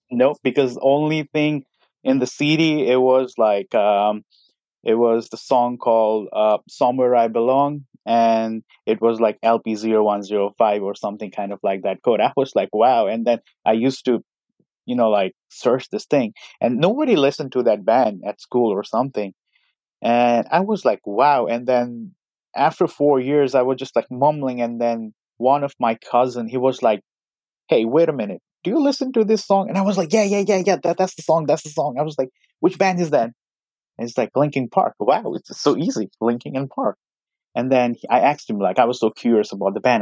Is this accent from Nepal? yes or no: yes; Nepal; moved away as an adult; now in Virginia, United States; I'm currently in Virginia. Originally, I'm from Nepal.